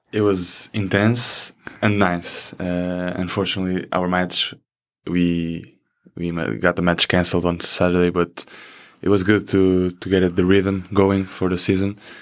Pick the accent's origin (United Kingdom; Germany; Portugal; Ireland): Portugal; first language Portuguese; English is a second language; moved away as an adult; also born or lived in Iowa; now in United States; we in Portugal, I think, I guess, uh, from the time I lived here, I guess our English in middle school and high school is the same as Spanish here